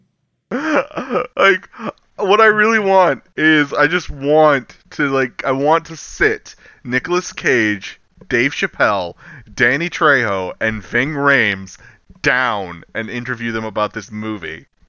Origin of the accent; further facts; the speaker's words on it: the South, United States; I'm from the South